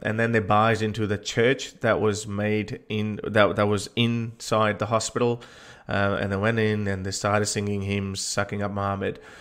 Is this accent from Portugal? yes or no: no; Lahore, Punjab, Pakistan; I was born in Lahore